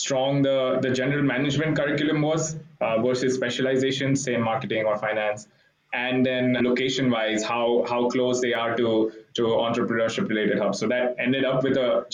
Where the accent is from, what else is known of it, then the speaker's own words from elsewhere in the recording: Mumbai, Maharashtra, India; moved away as an adult; also born or lived in Hong Kong / Berkeley, California; I grew up in India, grew up in Mumbai